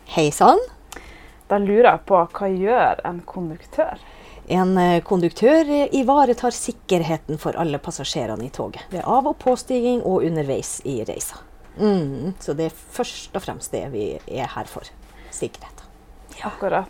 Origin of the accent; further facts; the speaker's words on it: Northern Norway, Norway; moved away as an adult; also born or lived in Oslo; now in Narvik, Norway; jeg er fra Nord-Norge sjøl